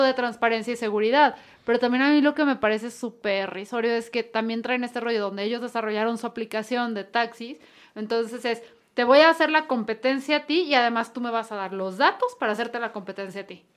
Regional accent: Guadalajara, Jalisco, Mexico; somos de Guadalajara también

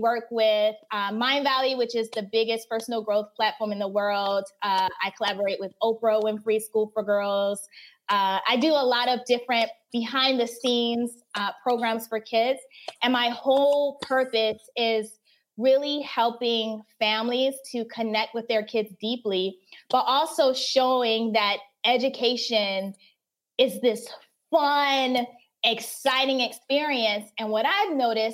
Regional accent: North Carolina, United States; moved away as an adult; also born or lived in Turkmenistan / Asia; North Carolina. So I just graduated from the University of North Carolina at Chapel Hill

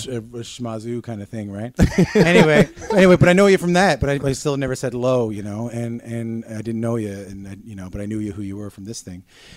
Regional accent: Newfoundland and Labrador, Canada; moved away; I grew up in Newfoundland

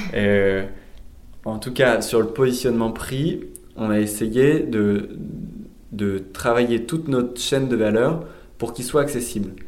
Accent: Lille, Hauts-de-France, France; also born or lived in India / Basque Country; je suis lillois d'origine

